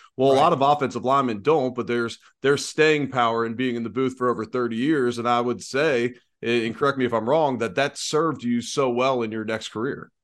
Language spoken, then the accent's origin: English; Cincinnati, Ohio, United States; growing up in Cincinnati